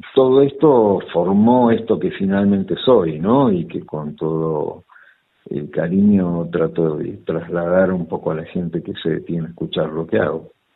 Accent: Olivos, Buenos Aires Province, Argentina; En provincia de Buenos Aires, en Olivos. Eh, nací en Capital, pero después mis viejos

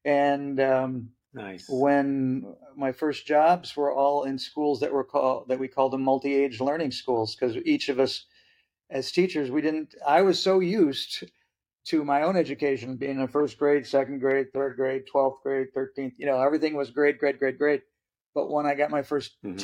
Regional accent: Midwest, United States; moved away as an adult; also born or lived in Vallejo, California; When I made the move to come back to the homeland of the Midwest

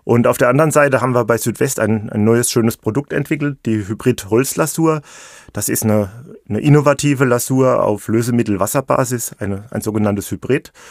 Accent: Rhineland-Palatinate, Germany; Ich bin Pfälzer mit Leib und Seele, das stimmt. Ich wohne hier in der Region seit vielen Jahren in Neustadt an der Weinstraße. Das liegt direkt am Fuß vom schönen Pfälzer Wald.

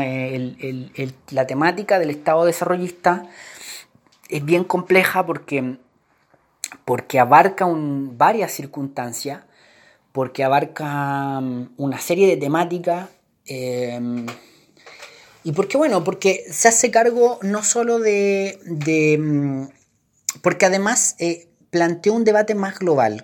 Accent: Chile; Nosotros los chilenos

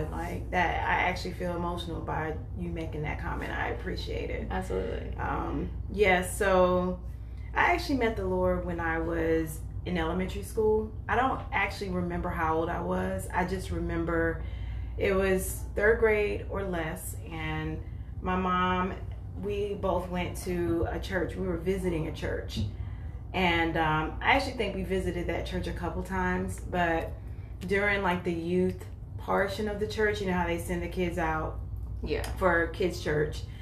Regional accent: North Carolina, United States; moved away as an adult; now in Columbus, United States; I am 44 years old. Um, I've been living in Columbus um, since about 2015, but I'm originally from North Carolina

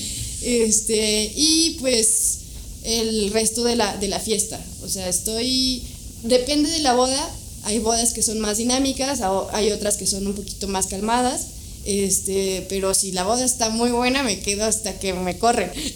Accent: Toluca, State of Mexico, Mexico; nací en Toluca

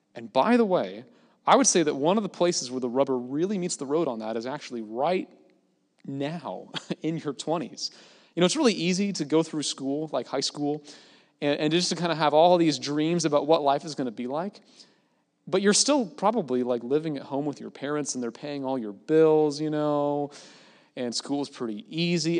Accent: Gig Harbor, Washington, United States; moved away as an adult; back in Gig Harbor, my hometown

